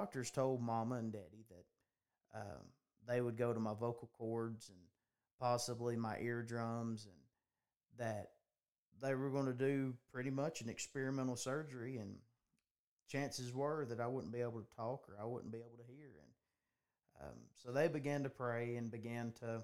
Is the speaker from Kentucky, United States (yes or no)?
no; Gillsville, Georgia, United States; I'm 24 years old, live in North Georgia, and born and raised in Gillsville